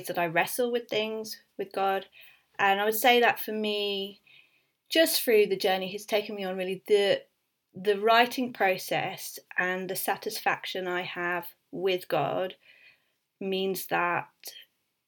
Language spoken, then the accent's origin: English; Suffolk, East of England, United Kingdom; moved away as an adult; also born or lived in Leeds; I grew up in Suffolk